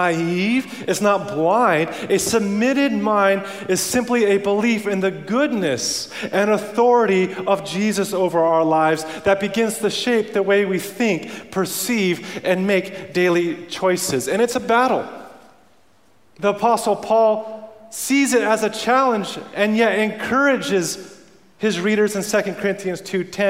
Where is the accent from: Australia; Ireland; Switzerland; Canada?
Canada; moved away; I grew up around Canada where we live in igloos